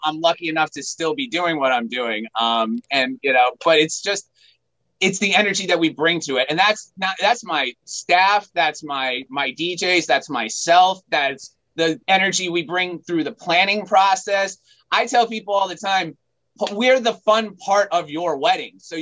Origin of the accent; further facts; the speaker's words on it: New York, United States; also born or lived in Hartford, Connecticut; now in Connecticut, United States; I'm originally from New York, and I moved to Connecticut